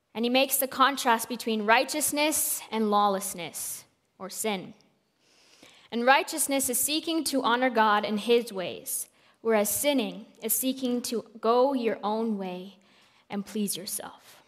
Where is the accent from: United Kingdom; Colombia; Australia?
Colombia; I am from Colombia